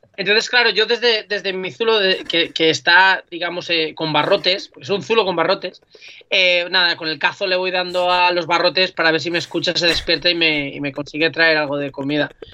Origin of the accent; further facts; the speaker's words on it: Alzira, Valencian Community, Spain; las fallas en mi pueblo, que yo soy de Alcira